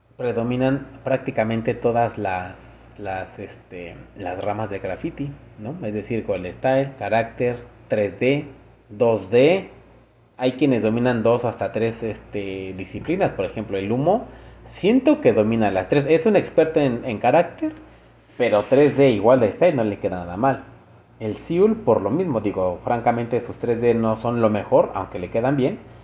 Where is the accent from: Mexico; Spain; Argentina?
Mexico; now in United States; soy mexicano